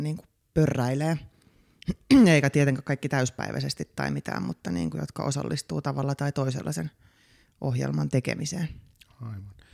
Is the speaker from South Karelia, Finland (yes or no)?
no; Vantaa, Uusimaa, Finland; now in Helsinki, Finland; koomikko, alun perin Itä-Vantaalta, nykyisin helsinkiläinen.